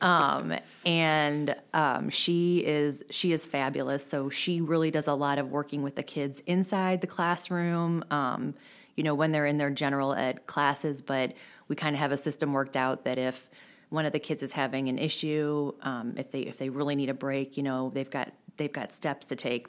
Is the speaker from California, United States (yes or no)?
no; De Pere, Missouri, United States; I grew up in De Pere